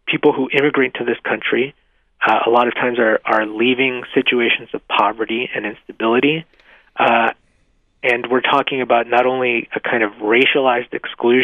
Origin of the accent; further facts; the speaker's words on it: Mexico; now in United States; I was born in Mexico